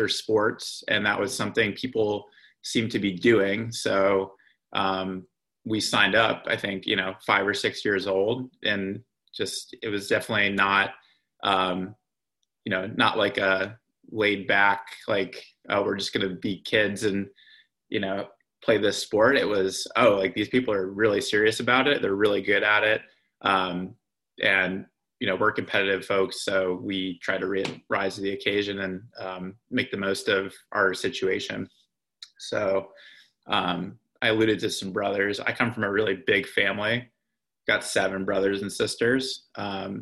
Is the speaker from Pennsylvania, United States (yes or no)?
yes; Lehigh Valley, Pennsylvania, United States; also born or lived in Northern New Jersey; I was born in Northern New Jersey, but we moved to the Lehigh Valley probably when I was 5 or 6 years old.